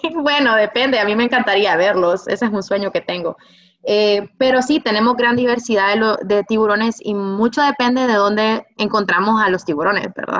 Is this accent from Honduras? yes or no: yes; Honduras; como hondureños